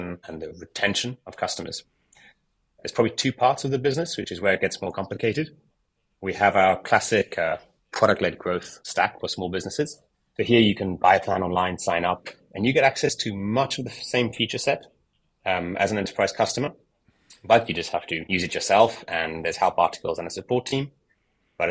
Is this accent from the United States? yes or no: no; United Kingdom; moved away as an adult; also born or lived in South Africa; now in France; I grew up in the UK